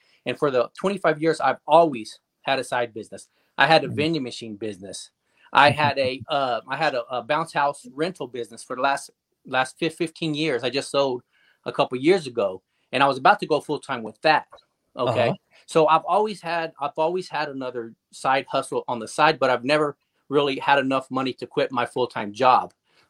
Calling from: Wichita, Kansas, United States; Wichita, Kansas, USA, right in the middle of the country.

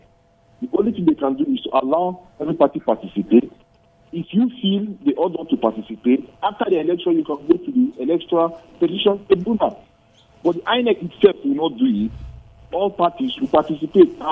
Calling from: Jos, Plateau, Nigeria; I'm calling you from Jos.

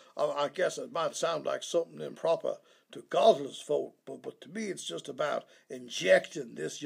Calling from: Tijuana, Baja California, Mexico; I really can't say. I'm in Tijuana, but I shouldn't say that.

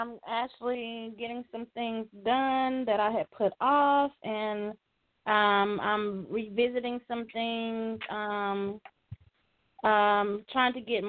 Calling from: Dallas, Texas, United States; I'm calling in from Dallas, Texas.

